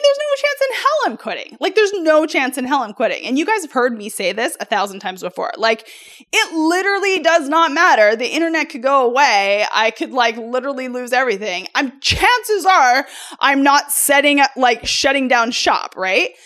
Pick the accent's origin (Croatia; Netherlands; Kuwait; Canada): Canada; moved away as an adult; also born or lived in United States; I come from Canada. I'm originally born in Canada.